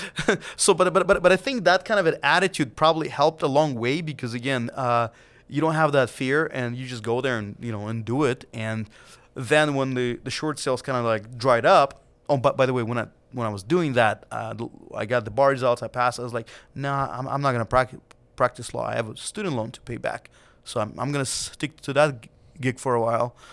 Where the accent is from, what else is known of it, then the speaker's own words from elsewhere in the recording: Siberia, Russia; now in United States; back in the days when I was a kid, growing up in Siberia and Russia